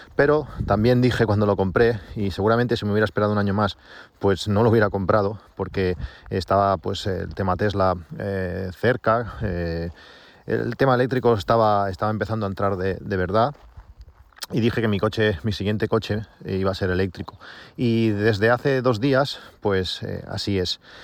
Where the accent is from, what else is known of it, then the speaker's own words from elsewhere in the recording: Reus, Catalonia, Spain; yo soy de Reus